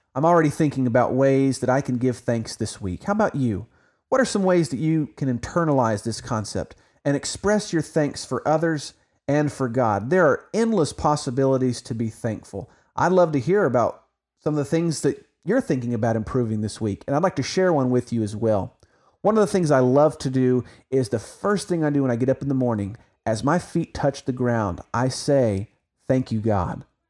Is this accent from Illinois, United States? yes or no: no; Oklahoma, United States; now in Texas, United States; even though I live in Texas, I'm an Oklahoman